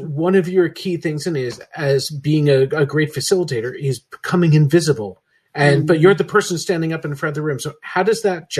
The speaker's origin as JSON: {"language": "English", "country": "United States", "moved": "yes", "lives_now": "United Kingdom", "said": "as an American living in the UK"}